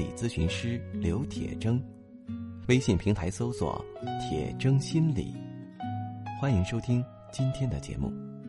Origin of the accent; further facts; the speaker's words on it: China; 我们中国人